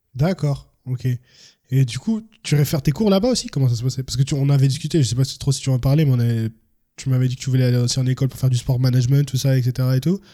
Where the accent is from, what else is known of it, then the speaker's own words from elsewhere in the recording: France; also born or lived in Cameroon; moi je suis français-camerounais